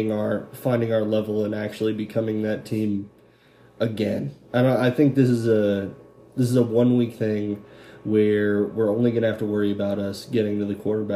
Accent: Billings, Montana, United States; You're from my hometown of Billings, Montana. I never met you. I think I moved out of Billings before you were growing up.

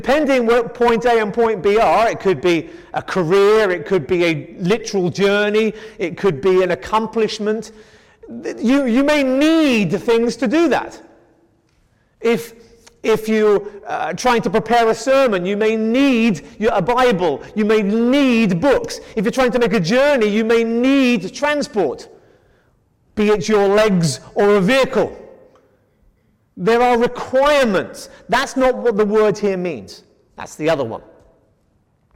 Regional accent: England, United Kingdom; we're an English household

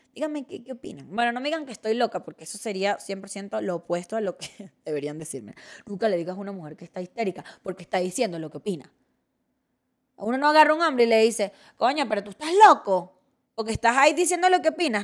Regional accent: Venezuela; moved away as an adult; now in Mexico; soy gracias a aquellas que me formaron en, mi país natal

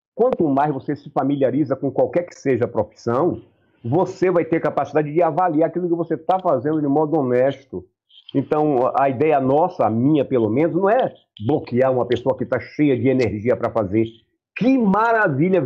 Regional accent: Bahia, Brazil; eu tenho a minha cultura, eu sou baiano, rapaz. Claro. Eu sou baiano, na Bahia é.

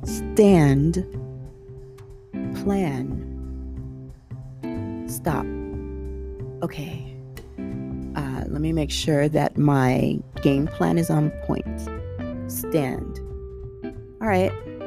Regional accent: Southern California, United States; growing up in Southern California

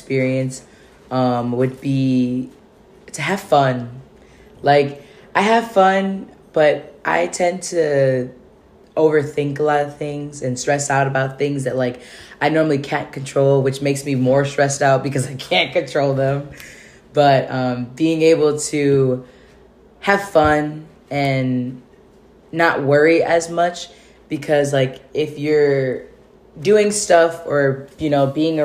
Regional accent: Michigan, United States; now in California, United States; I'm originally from Michigan

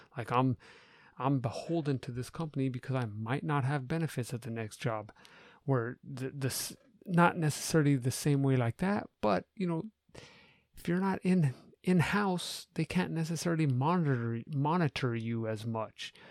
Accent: United States; as an American

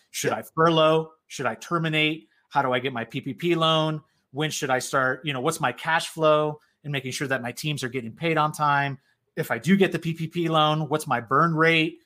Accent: South Florida, United States; Puerto Rican background, born and raised in South Florida

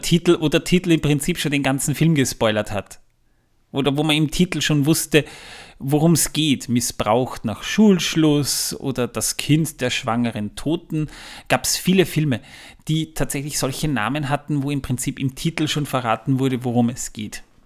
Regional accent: Waldviertel, Lower Austria, Austria; bei uns im Waldviertel

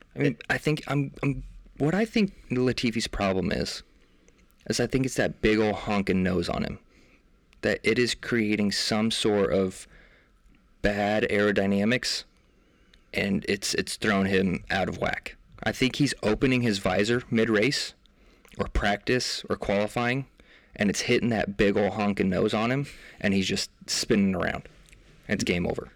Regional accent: United States; we're American

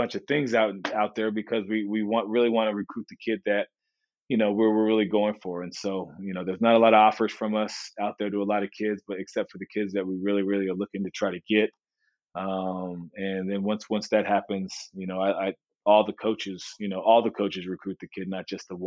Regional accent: Santa Barbara, California, United States; moved away as an adult; I was from Santa Barbara

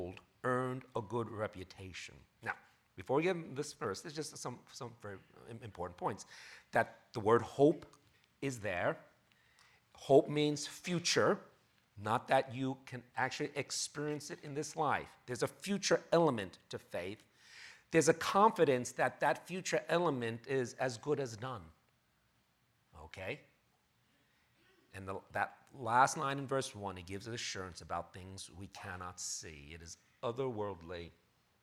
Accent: New York City, New York, United States; moved away as an adult; now in Bay Area, United States; 21 years I've lived in New York City, born and raised New Yorker

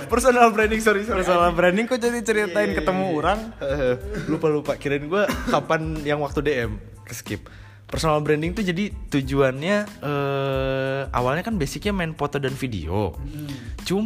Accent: Cirebon, West Java, Indonesia; also born or lived in Bandung; Gue aslinya emang dari Cirebon. Cuma waktu hmm. dulu gue sempat kuliah di Bandung 4 tahun

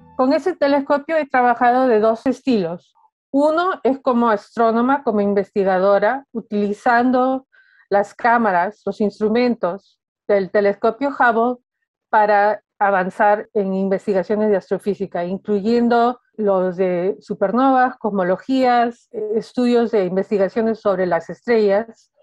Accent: Peru; moved away; siendo peruana

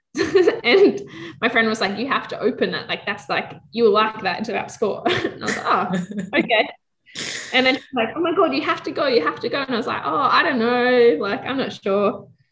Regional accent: Australia; as an Australian

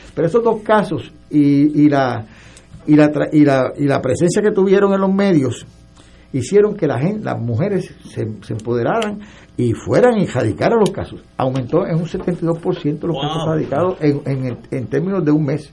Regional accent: San Juan, Puerto Rico; also born or lived in Arecibo, Puerto Rico; yo nací, o sea, yo me crié por San Juan

